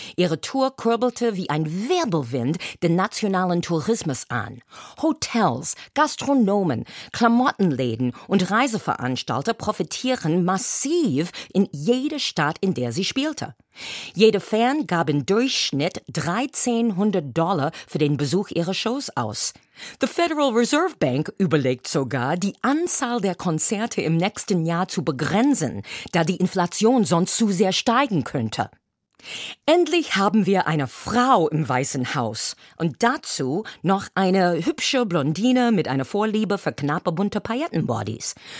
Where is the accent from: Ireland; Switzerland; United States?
United States; now in Germany; meiner Heimat